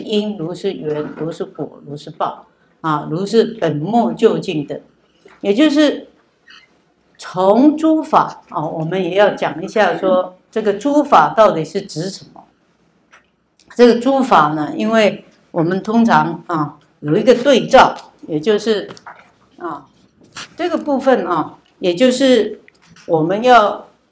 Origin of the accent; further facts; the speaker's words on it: Taiwan; 从小我们在台湾长大